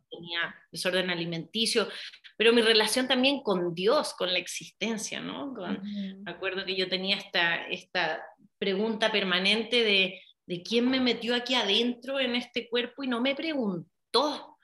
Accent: Chile; moved away as an adult; now in Mexico; nací en Chile, vivía allá hasta como los 19 años

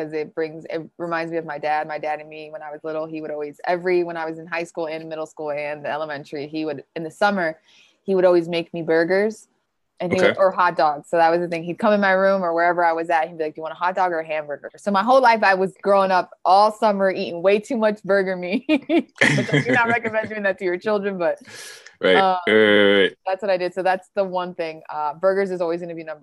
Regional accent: Detroit, Michigan, United States; I grew up in Detroit

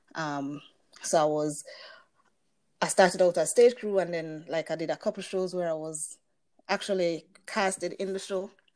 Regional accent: Jamaica; I am a Jamaican musician.

